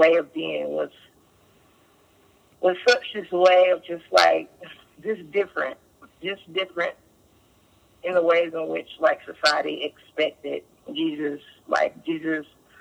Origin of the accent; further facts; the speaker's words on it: Durham, North Carolina, United States; I'm from Durham, North Carolina. Grew up here in Durham, North Carolina